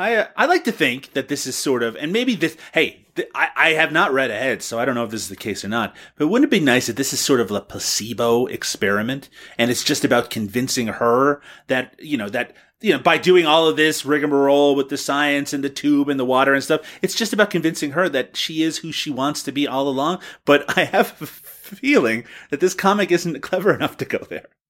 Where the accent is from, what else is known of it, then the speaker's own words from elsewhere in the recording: Canada; me as a Canadian